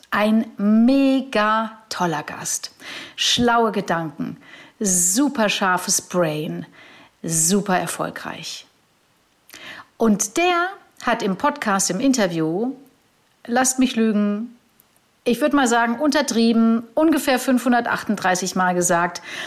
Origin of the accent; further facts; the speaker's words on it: Germany; hier in Deutschland